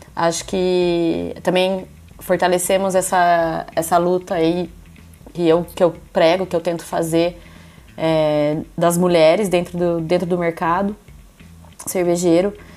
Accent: interior of São Paulo, Brazil; now in Ireland; Eu sou de Tapira, que é interior, interior de São Paulo.

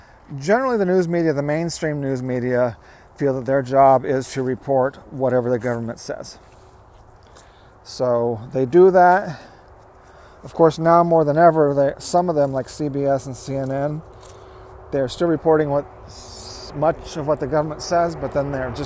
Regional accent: United States; I am an American

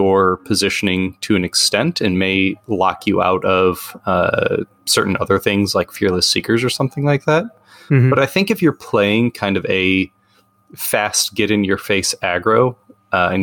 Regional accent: United States; I'm an American with bad accents

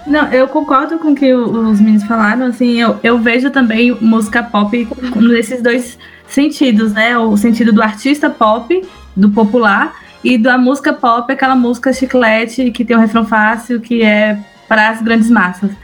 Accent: Bahia, Brazil; also born or lived in Anápolis; nós somos de, da Bahia melhor estado, e de Anápolis

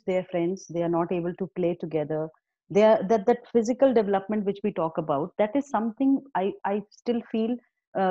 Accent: Himachal Pradesh, India; I'm from Himachal

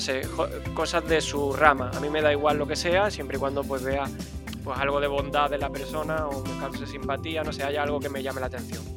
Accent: Málaga, Andalusia, Spain; accent: Spanish; soy de Málaga, de, España, en este caso de la parte de Andalucía

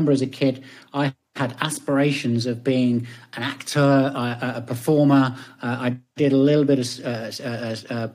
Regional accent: Leicester, East Midlands, United Kingdom; now in Knutsford, United Kingdom; I'm from Leicestershire. I'm from Leicester

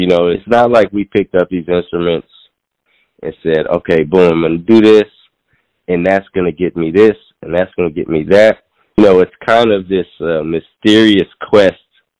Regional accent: Seattle, Washington, United States; moved away; also born or lived in New York; I'm originally from Seattle, and I came back to Seattle back in 2020

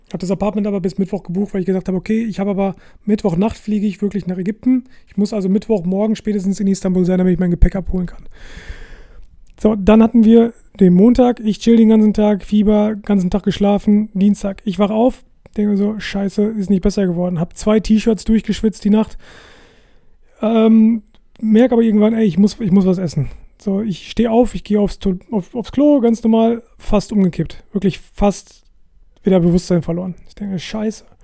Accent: Germany; moved away as an adult; now in Portugal; ich bin Deutscher und ich bin in Deutschland geboren.

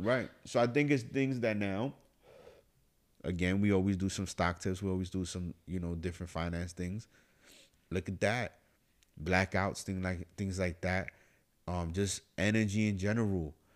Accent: New York City, New York, United States; I'm from the Bronx, New York

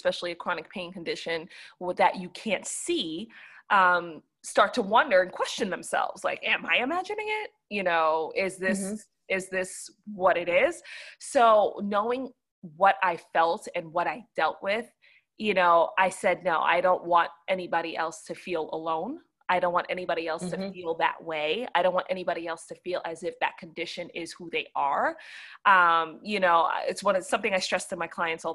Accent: New York, United States; now in Atlanta, United States; I'm originally from New York

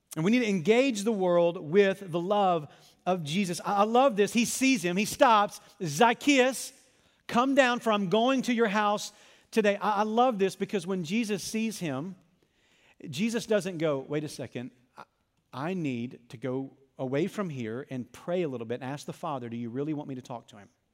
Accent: Arkansas, United States; I was a lifeguard at a country club in my hometown

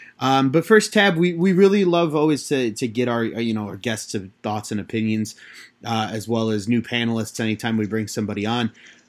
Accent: South suburbs of Chicago, Illinois, United States; I grew up in the South Burbs. I still live in the South Burbs. So I'm one of those unicorns that, grew up on the South side but became a Cubs fan.

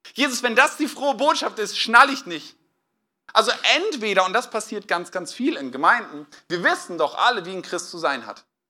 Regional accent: Northern Germany, Germany; now in Westhausen, Germany; Ich komme ja eigentlich aus Norddeutschland

